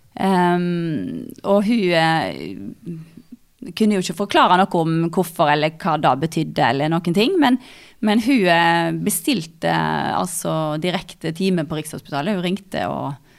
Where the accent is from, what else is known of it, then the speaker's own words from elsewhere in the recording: Stord, Vestland, Norway; moved away as an adult; now in Hamar, Norway; jeg kommer fra Stord. Um, Sagvåg